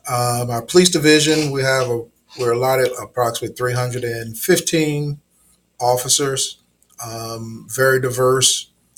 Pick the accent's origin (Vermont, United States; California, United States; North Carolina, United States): North Carolina, United States; Elizabeth City; moved away as an adult; also born or lived in Raleigh, North Carolina; now in Hampton, United States; No, I'm originally from North Carolina, a small town, Elizabeth City.